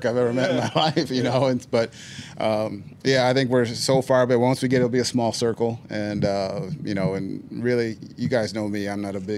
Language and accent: English; Northeast, United States; I'm from the Northeast